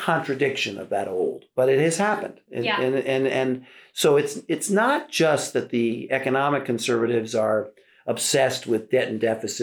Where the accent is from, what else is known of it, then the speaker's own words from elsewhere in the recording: New York City, New York, United States; I grew up in Brooklyn